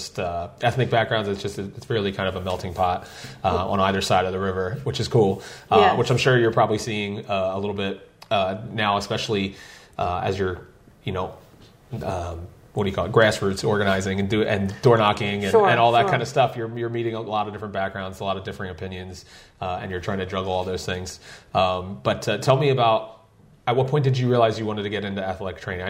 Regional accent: Philadelphia, Pennsylvania, United States; I grew up in Philadelphia, which is not that far

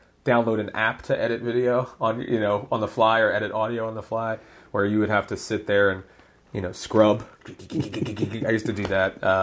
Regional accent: Philadelphia, Pennsylvania, United States; moved away as an adult; also born or lived in North Wales, Pennsylvania; now in Spring City area, United States; Growing up in Philadelphia, there was one in Feasterville that we always went

